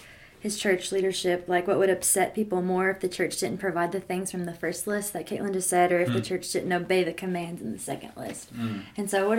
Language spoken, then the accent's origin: English; Kentucky, United States; kind of the same here in Kentucky.